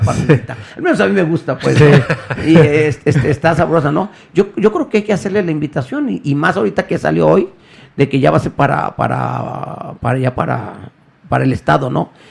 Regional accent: Guadalajara, Jalisco, Mexico; Aquí nací y aquí soy, soy del barrio de San Juan de Dios

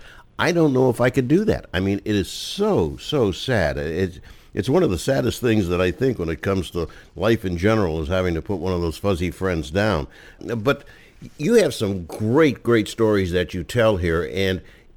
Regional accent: Pennsylvania, United States; I'm from Pennsylvania

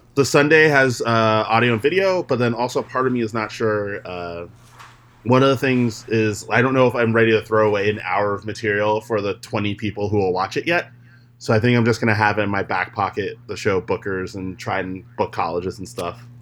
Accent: New York, United States; we're both from New York

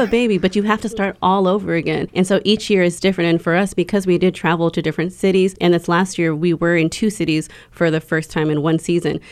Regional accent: Houston, Texas, United States; I am from Houston, Texas, um, but I'm a descent from Polynesia, specifically s, the Samoan Islands

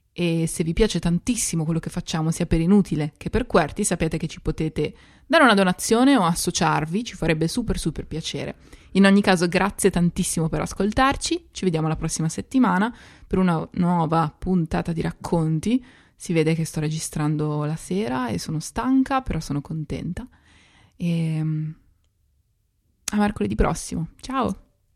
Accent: Italy; first language Italian; moved away as an adult; now in London, United Kingdom

